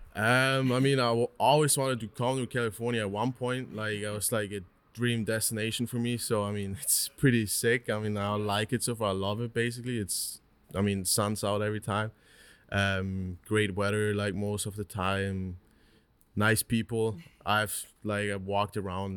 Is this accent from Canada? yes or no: no; Switzerland; also born or lived in Newark, New Jersey; I grew up my whole life, my whole 19 years in Switzerland